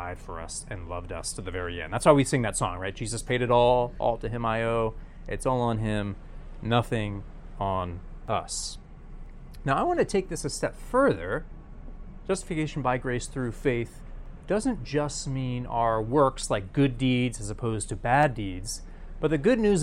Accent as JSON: {"language": "English", "region": "New York", "country": "United States", "said": "I'm from New York."}